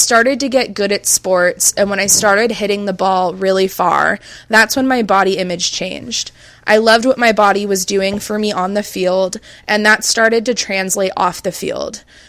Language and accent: English; California, United States; Growing up in Orange County, California, thick just wasn't in. Thin was in.